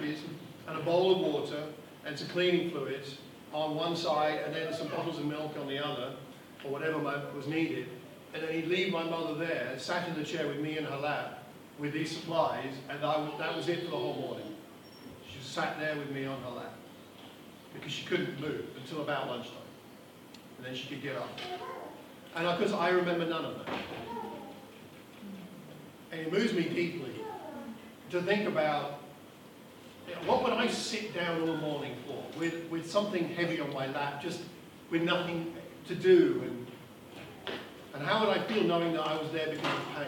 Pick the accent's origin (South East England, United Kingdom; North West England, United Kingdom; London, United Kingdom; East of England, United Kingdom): East of England, United Kingdom; Luton; I was born in Luton 58 years ago